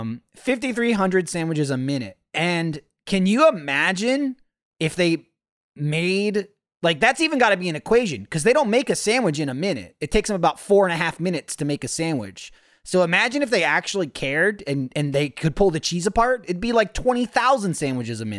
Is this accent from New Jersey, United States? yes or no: yes; New Jersey, United States; growing up in New Jersey, everyone sold sandwiches